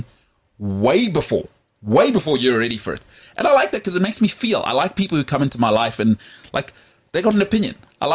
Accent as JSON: {"language": "English", "area": "West Rand", "region": "Gauteng", "country": "South Africa", "said": "I'm from the West Rand"}